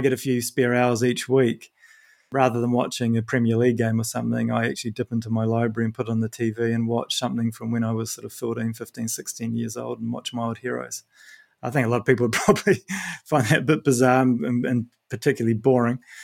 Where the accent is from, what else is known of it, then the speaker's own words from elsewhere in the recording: New Zealand; moved away; I'm from New Zealand